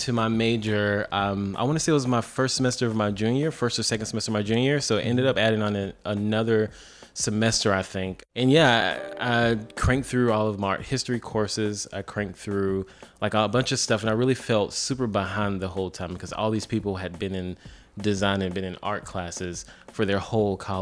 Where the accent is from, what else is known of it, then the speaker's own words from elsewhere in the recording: Columbia, South Carolina, United States; also born or lived in Greensboro, North Carolina; I am from Columbia, South Carolina. Well, born in Greensboro, North Carolina, raised in Columbia.